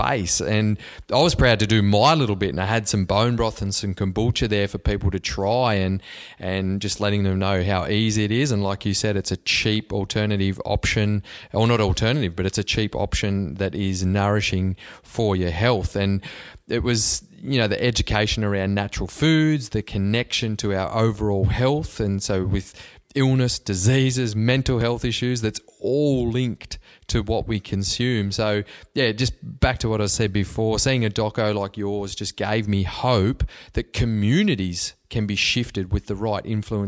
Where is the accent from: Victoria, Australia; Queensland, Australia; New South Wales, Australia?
New South Wales, Australia; Cobar; moved away; my hometown of Cobar in Western New South Wales